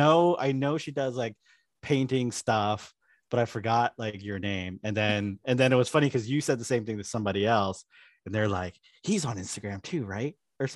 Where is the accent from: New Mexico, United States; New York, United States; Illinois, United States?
New York, United States; I'm from New York.